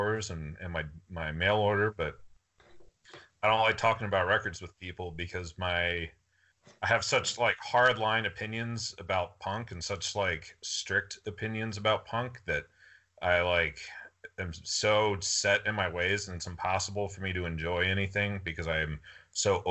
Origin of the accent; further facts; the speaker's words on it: Atlanta, Georgia, United States; I was born in Atlanta, Georgia